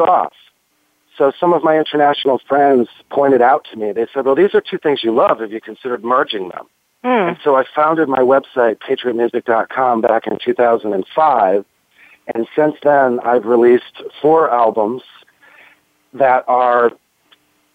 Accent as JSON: {"language": "English", "country": "United States", "moved": "as an adult", "said": "as an American"}